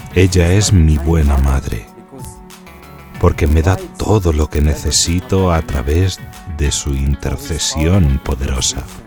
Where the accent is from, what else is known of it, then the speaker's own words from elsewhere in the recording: Philippines; moved away as an adult; now in Rome, Italy; Vengo de las Filipinas.